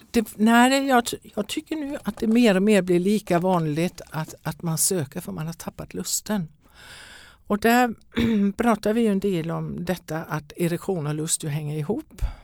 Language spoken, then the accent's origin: Swedish; Denmark; Swedish is a second language; now in Sweden; jag är danska kan jag väl säga från början om någon undrar över mitt uttal